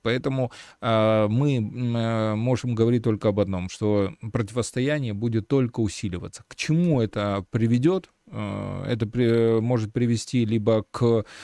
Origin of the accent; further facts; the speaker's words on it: Belarus; мы э, сейчас, белорусы